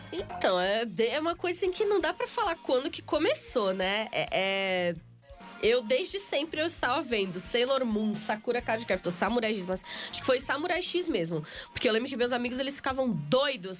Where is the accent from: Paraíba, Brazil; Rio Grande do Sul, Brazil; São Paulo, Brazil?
São Paulo, Brazil; Guarujá; vários eventos lá em Santos, né? Que é a minha cidade vizinha, sou do Guarujá